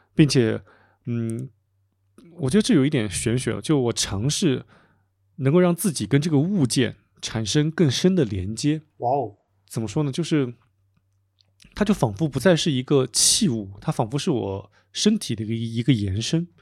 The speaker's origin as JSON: {"language": "Chinese", "region": "Anhui", "country": "China", "tie": "born or raised there", "moved": "yes", "lives_now": "Chengdu, China", "said": "我现在在成都嘛，其实我不是成都人，我是安徽人，父母现在在安徽的一个嗯，一个，就我的老家生活"}